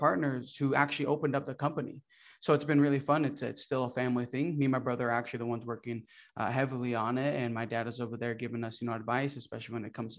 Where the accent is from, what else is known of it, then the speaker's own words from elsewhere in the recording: Brazil; first language Portuguese; English is a second language; also born or lived in Orlando, Florida; now in United States; I came from Brazil. My whole family migrated from Brazil and we came here